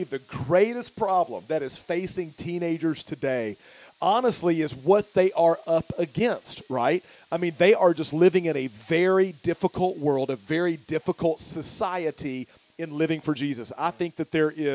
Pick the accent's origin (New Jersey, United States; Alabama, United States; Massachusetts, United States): Alabama, United States; Tuscaloosa; moved away as an adult; also born or lived in Pennsylvania / Louisville, Kentucky / Michigan / Texas; born and raised in Alabama, Tuscaloosa, where the University of Alabama is